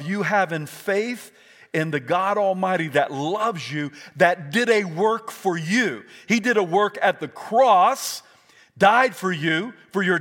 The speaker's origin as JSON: {"language": "English", "region": "South Carolina", "country": "United States", "tie": "born or raised there", "said": "I was raised in South Carolina"}